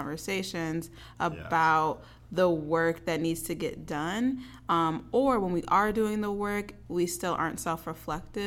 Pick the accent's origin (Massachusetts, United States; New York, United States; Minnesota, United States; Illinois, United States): Minnesota, United States; I grew up in Minnesota. I live in Minnesota